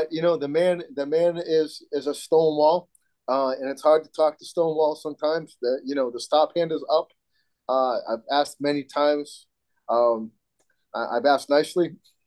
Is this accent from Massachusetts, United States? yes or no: yes; Massachusetts, United States; Massachusetts people got to stick together